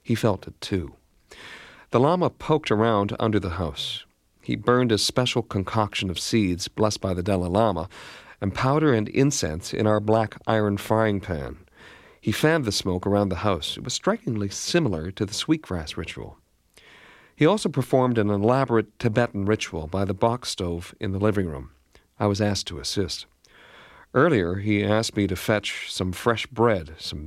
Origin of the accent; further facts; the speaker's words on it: Canada; Being Canadian